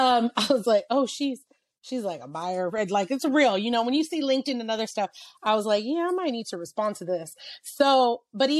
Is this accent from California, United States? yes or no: yes; San Francisco, California, United States; the Macy's that, you know, I grew up looking at in San Francisco